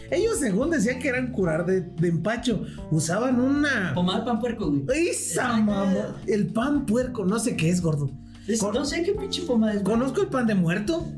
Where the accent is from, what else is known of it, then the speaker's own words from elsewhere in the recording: Mexico; como mexicanos